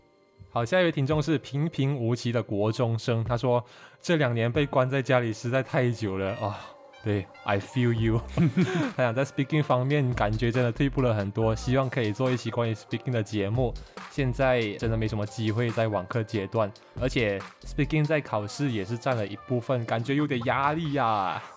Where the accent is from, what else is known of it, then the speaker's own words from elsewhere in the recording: Malaysia; 因为这就是我们马来西亚人的象征。